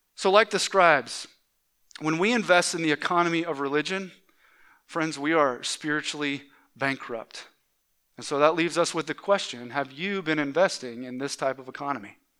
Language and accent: English; Atlanta, Georgia, United States; moved away; i grew up in the Atlanta area uh, in, in Georgia